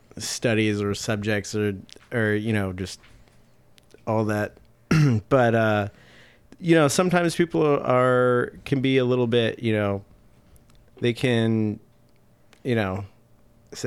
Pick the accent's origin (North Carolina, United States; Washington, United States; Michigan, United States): Washington, United States; Seattle; I'm from Seattle, born and raised.